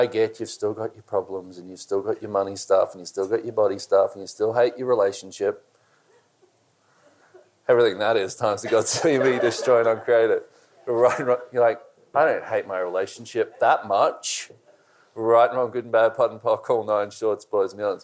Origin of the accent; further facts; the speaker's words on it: Australia; I'm Australian